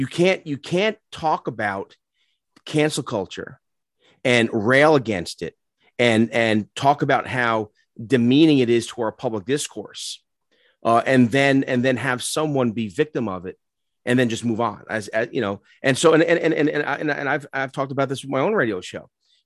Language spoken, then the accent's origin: English; New York City, New York, United States; also born or lived in North Jersey; now in Maryland, United States; I'm an Irish kid from the Bronx.